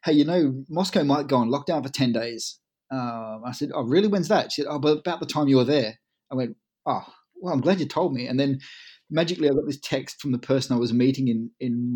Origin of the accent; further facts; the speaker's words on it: Collie, Western Australia, Australia; now in United Kingdom; My hometown's all been based around sort of power stations and coal mining, where I come from. It's called Collie